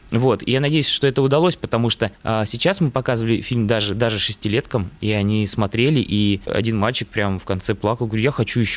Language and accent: Russian; Novosibirsk, Novosibirsk Oblast, Russia; now in Moscow, Russia; потому что я сам родом из Новосибирска. Работаю уже в Москве, понимал, что этот город мало засветился на экранах российского кино, да.